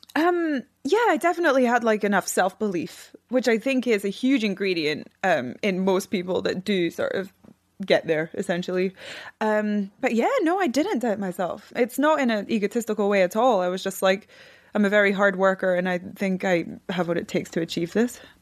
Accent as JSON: {"language": "English", "region": "Scotland", "country": "United Kingdom", "said": "I'm from Scotland"}